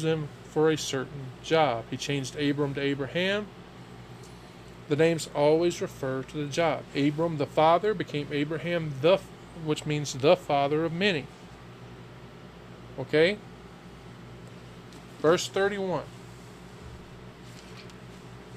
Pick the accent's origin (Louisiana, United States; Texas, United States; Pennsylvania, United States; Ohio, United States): Louisiana, United States; moved away; I am from the South, and back in Louisiana